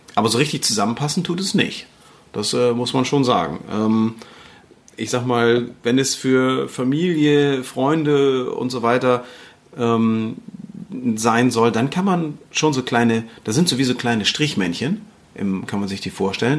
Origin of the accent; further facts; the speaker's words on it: Northern Germany, Germany; hier bei uns im Norden, dann sagst du Brötchen